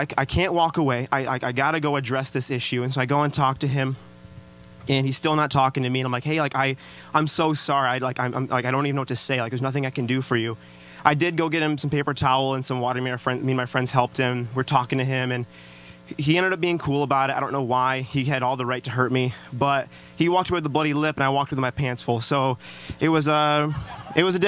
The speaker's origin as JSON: {"language": "English", "town": "Traverse City", "region": "Michigan", "country": "United States", "tie": "born or raised there", "said": "I am actually from Traverse City."}